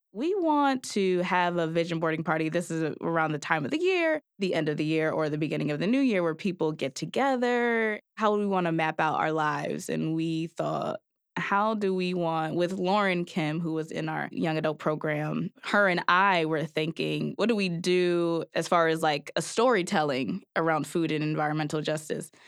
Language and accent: English; New Haven, Connecticut, United States; both being Black, young, born and raised in New Haven